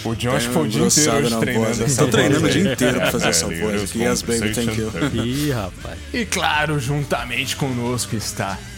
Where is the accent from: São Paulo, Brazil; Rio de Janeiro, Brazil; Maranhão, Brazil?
São Paulo, Brazil; São Vicente; sou de São Vicente